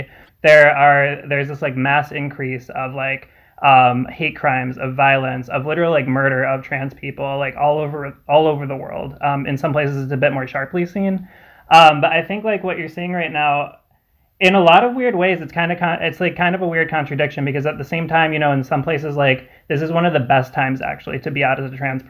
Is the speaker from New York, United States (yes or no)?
yes; New York, United States; I'm from New York